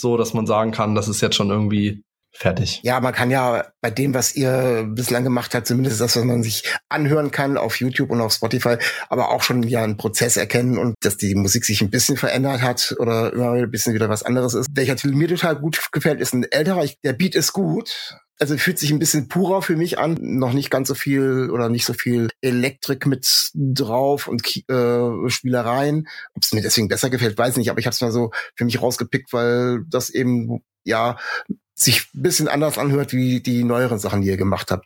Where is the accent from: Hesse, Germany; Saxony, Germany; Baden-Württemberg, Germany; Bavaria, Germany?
Hesse, Germany; Kassel; now in Bremen, Germany; ich bin in Nordhessen aufgewachsen und meine äh, Eltern und Großeltern haben also mindestens untereinander noch komplett äh, nordhessisch gesprochen